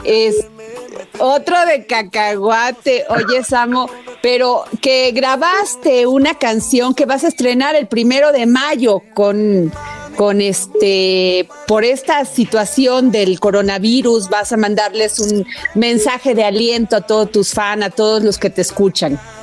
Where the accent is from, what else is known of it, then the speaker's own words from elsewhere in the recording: Veracruz, Mexico; yo soy tu paisana, soy veracruzana.